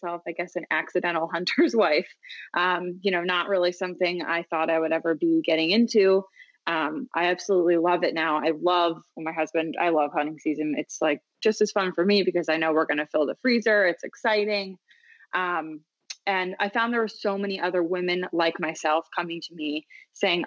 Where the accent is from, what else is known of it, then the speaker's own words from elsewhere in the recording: Philadelphia, Pennsylvania, United States; moved away as an adult; also born or lived in the South (US); I am from the Philadelphia area. I lived in the South for a very long time.